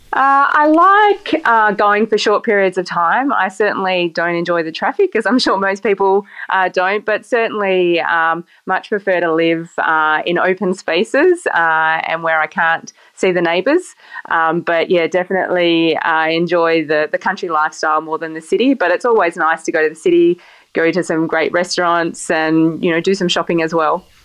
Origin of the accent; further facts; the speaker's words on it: King Island, Tasmania, Australia; I grew up on a, a little island where there is no wine industry